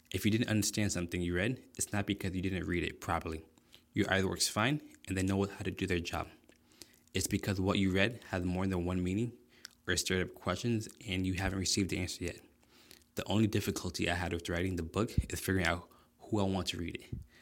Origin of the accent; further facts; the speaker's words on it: South Florida, United States; moved away as an adult; now in Illinois, United States; I was originally born and raised in South Florida, but I moved to Illinois last year